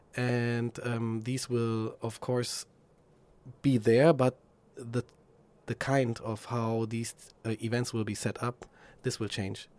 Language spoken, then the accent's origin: English; Frankfurt, Hesse, Germany; moved away as an adult; now in Berlin, Germany; my hometown, Frankfurt.